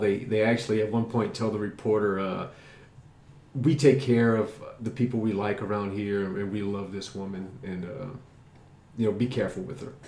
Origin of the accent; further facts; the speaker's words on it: South Louisiana, United States; growing up in South Louisiana, which you'll hear about a lot too, because my South Louisiana is a huge influence on me because that's where I grew up